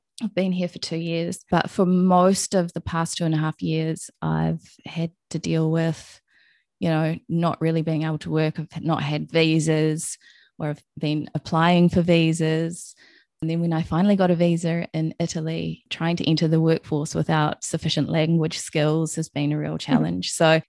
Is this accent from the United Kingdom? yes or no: no; Hamilton, Waikato, New Zealand; born there; I'm from all over New Zealand. I was born in Hamilton, moved around a lot, and lived in the North and the South Island.